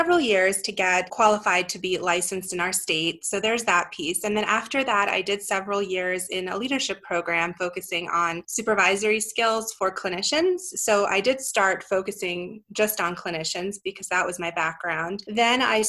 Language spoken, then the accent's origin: English; East Coast, United States; moved away as an adult; also born or lived in Europe / Brooklyn / New Jersey; now in Denver, United States; I grew up on the East Coast, but technically I was actually born in Europe, and I came over with my family when I was a child